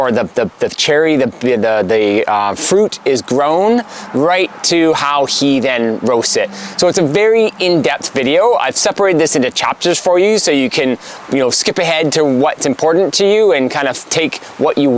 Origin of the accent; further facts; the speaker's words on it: Victoria, British Columbia, Canada; I'm in my hometown of Victoria, BC